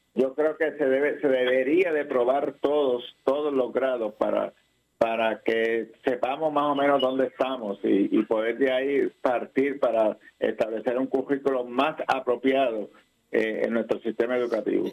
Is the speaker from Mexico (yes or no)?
no; Puerto Rico; Nosotros como educadores puertorriqueños